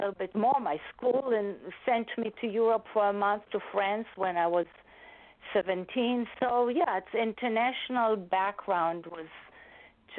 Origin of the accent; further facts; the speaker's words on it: Israel; accent: Israeli; English is a second language; moved away as an adult; now in New York, United States; I was born and raised in Israel, and I came to the United States over 40 years ago for my master's degree